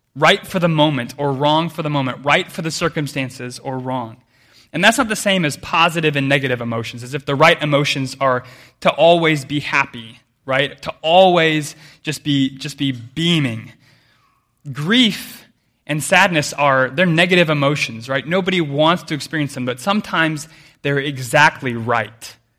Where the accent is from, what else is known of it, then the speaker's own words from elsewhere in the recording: United States; I grew up way inland in America